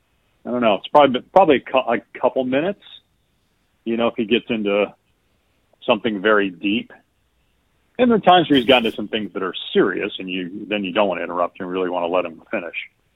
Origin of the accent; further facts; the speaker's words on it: Madison, Wisconsin, United States; I grew up in Madison, Wisconsin.